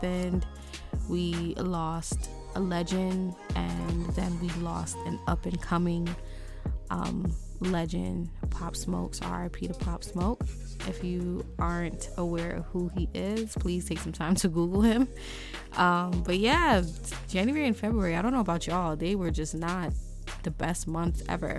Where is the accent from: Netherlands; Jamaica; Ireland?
Jamaica; moved away; I'm from Jamaica